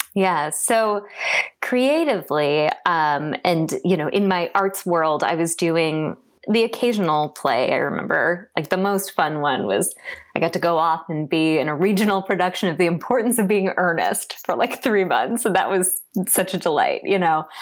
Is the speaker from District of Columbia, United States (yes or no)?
yes; Washington, District of Columbia, United States; I was born in Washington, D.C., actually in DC, so not from a state